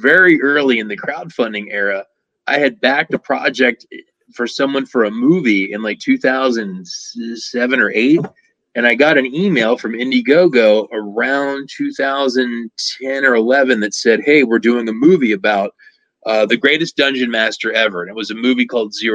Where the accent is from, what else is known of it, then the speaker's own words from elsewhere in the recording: Lancaster, Pennsylvania, United States; in Southeast Pennsylvania, where I grew up in Lancaster